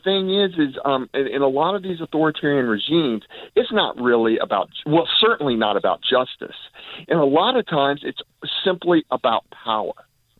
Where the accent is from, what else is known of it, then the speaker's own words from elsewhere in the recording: United States; also born or lived in Germany; I'm an American.